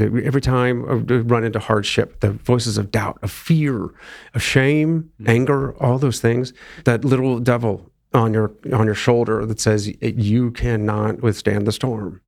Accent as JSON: {"language": "English", "town": "Akron", "region": "Ohio", "country": "United States", "tie": "born or raised there", "moved": "yes", "said": "my hometown marathon, Akron"}